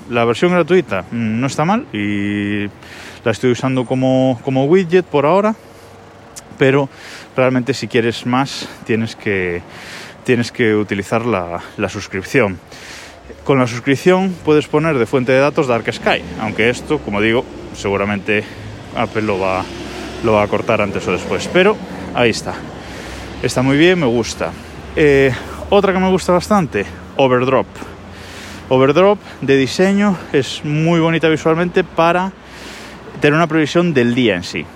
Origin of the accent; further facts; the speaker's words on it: Galicia, Spain; soy gallego y vivo en Galicia